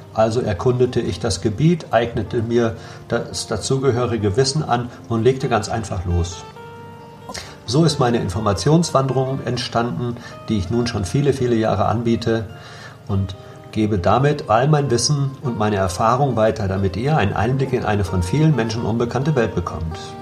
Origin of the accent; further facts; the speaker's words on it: Ahaus, North Rhine-Westphalia, Germany; moved away as an adult; also born or lived in Essen / Berlin; now in Algarve, Portugal; Ich bin 1963 in Essen geboren und im Münsterland nahe der Stadt Ahaus aufgewachsen